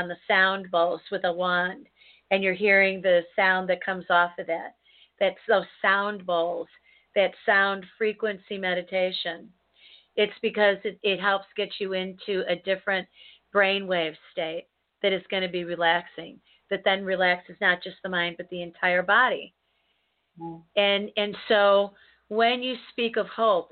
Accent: United States; as an American

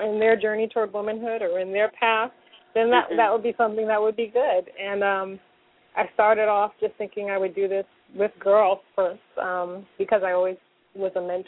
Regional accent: Newark, New Jersey, United States; I grew up in Newark, New Jersey

